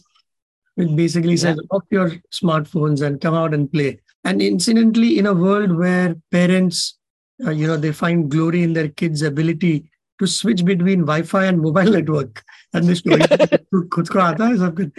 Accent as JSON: {"language": "English", "town": "Sangli", "region": "Maharashtra", "country": "India", "tie": "born or raised there", "said": "it's in Sangli, and that is my hometown"}